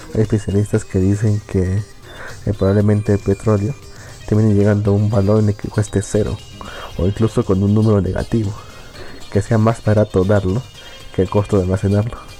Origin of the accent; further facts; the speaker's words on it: Bolivia; acá, en, mi terruño